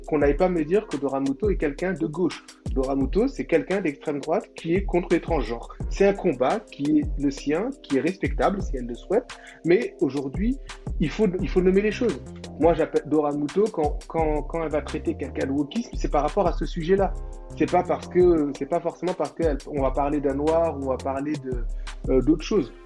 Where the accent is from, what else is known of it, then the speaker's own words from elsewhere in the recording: Senegal; en tant que Sénégalais